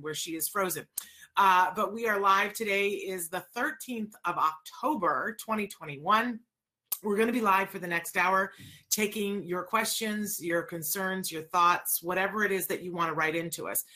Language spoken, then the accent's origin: English; upstate New York, United States; I grew up in upstate New York